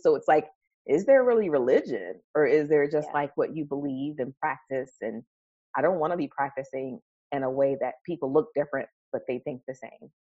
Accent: New York City, New York, United States; I grew up in Harlem, New York

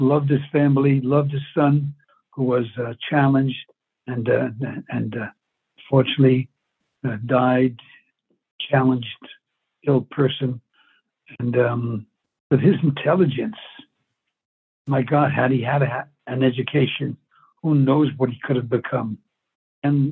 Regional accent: New York City, New York, United States; I was brought up in New York

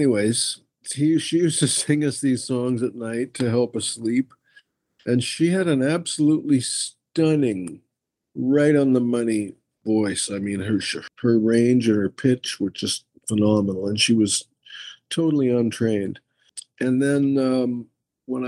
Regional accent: Winnipeg, Manitoba, Canada; I was born in Winnipeg, Manitoba.

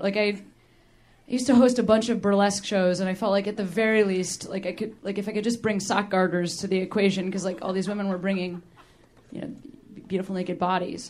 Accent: Western Springs, Illinois, United States; moved away as an adult; also born or lived in Boston; now in Los Angeles, United States; I grew up in the suburbs of Chicago

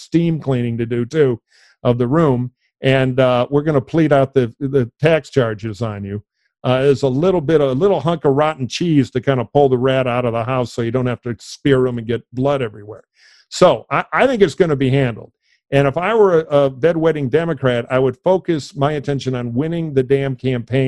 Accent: Detroit, Michigan, United States; my hometown of Detroit

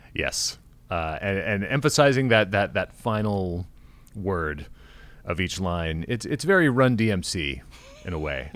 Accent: Kansas, United States; I was born in Kansas

